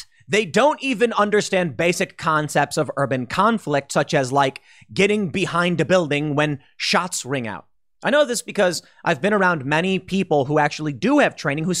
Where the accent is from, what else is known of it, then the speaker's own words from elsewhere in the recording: Chicago, Illinois, United States; I've experienced conflict and crisis. I grew up in Chicago. I fully understand how serious things can get, and I know my limitations.